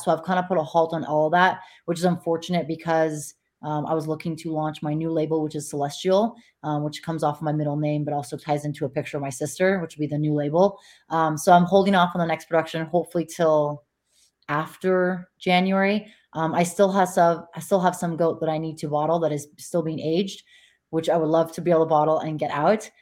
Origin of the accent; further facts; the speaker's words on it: Montana, United States; now in Nevada, United States; Montana, my home state